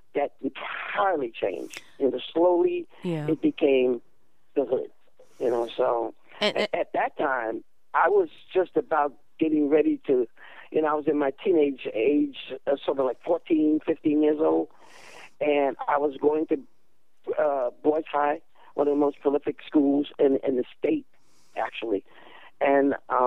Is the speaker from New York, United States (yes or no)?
yes; New York City, New York, United States; I lived in Brooklyn for a very long time after